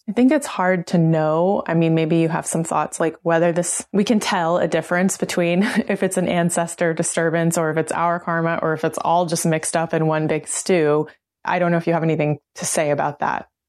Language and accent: English; Oklahoma, United States; I'm a member of the Cherokee Nation, I grew up in Oklahoma